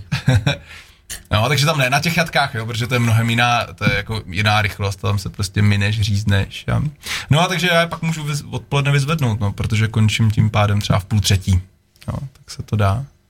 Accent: Czechia; moved away as an adult; also born or lived in Prague; já jsem byl Krkonoše, pak asi deset let Praha

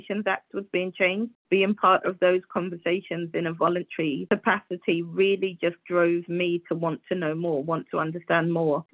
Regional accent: Guyana; moved away; I was born in Guyana, so that's a country of America. And it's a super patriarchal society

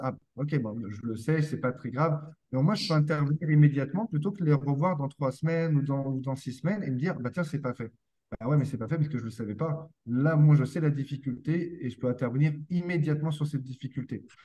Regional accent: France; moved away as an adult; now in Quebec, Canada; je suis français, je suis venu au Québec il y a 4 ans pour travailler

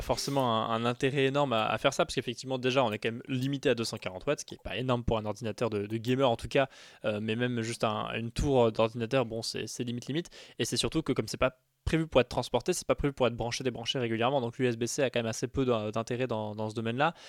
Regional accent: France; chez nous en France

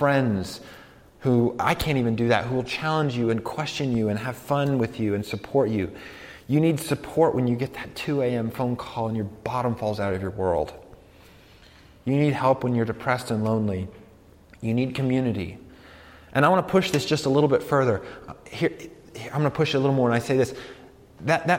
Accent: Colorado, United States; I'm from Colorado

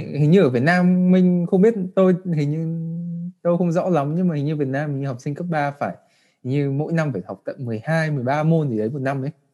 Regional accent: Vietnam; moved away as an adult; em đã được sinh ra và đã ở Việt Nam

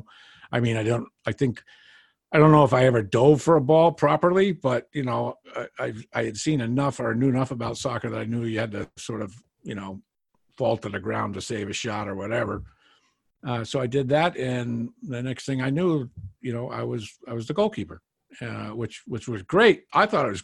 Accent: New Hampshire, United States; I grew up in New Hampshire

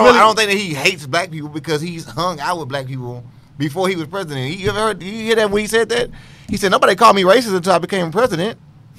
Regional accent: Cyprus; I mean, I'm from Cyprus.

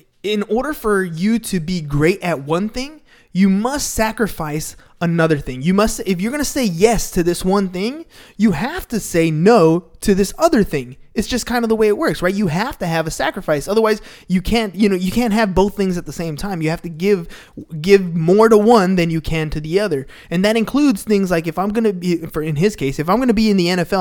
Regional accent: San Diego, California, United States; that's just how we grew up. We're from San Diego

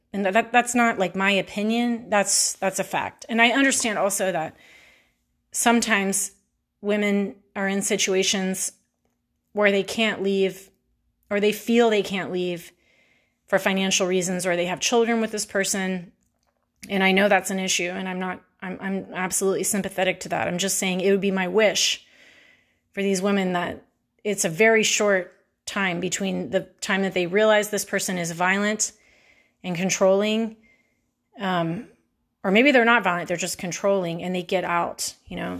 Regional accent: Houston, Texas, United States; I'm from Houston

